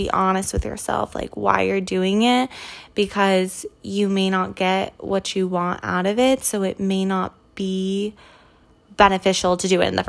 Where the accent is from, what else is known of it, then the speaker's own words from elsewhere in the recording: California, United States; now in New York City, United States; growing up in California